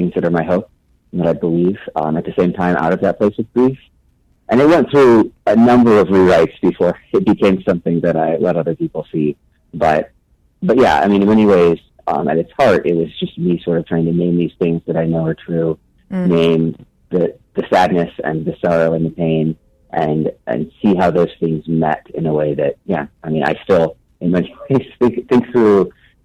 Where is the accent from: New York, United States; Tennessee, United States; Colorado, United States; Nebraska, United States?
Nebraska, United States; moved away as an adult; also born or lived in St. Louis, Missouri; now in Rockford, United States; I grew up in Nebraska